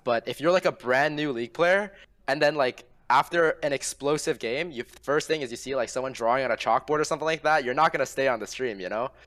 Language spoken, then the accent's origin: English; Ontario, Canada